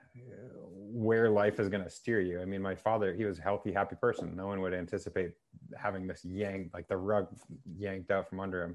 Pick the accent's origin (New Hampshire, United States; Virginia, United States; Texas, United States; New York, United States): New Hampshire, United States; I grew up in New Hampshire